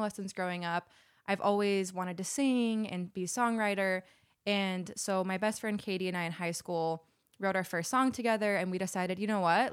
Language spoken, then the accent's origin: English; Salt Lake City, Utah, United States; moved away as an adult; now in Los Angeles, United States; I'm from Salt Lake City. Jackson and I both moved to L A about six years ago